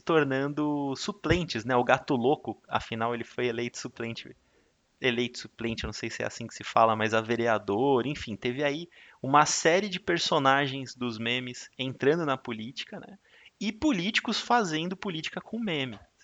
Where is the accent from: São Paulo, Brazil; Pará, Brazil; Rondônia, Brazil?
São Paulo, Brazil; Porque nós somos paulistas, a gente está aqui em São Paulo